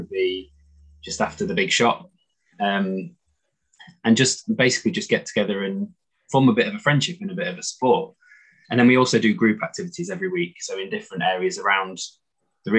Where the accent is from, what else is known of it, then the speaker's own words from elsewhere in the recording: Doncaster, Yorkshire and the Humber, United Kingdom; moved away as an adult; also born or lived in London; I was living in London, and I'm from Doncaster, and I was living down in London